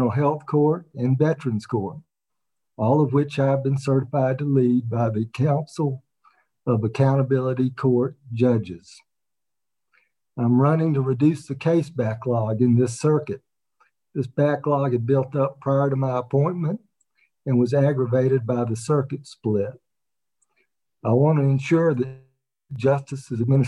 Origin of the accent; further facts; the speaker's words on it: Waynesboro, Georgia, United States; also born or lived in Augusta, Georgia; I was born in Augusta, raised in Waynesboro